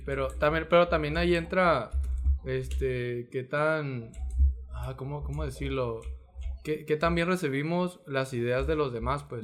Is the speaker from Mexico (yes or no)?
yes; Mexico; porque somos mexicanos